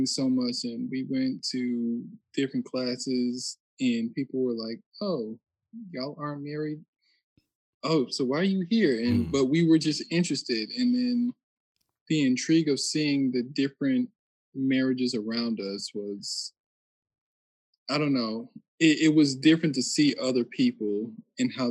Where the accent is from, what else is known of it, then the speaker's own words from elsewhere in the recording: Connecticut, United States; also born or lived in Texas; now in Fort Worth, United States; I'm from Connecticut. I've been living in Texas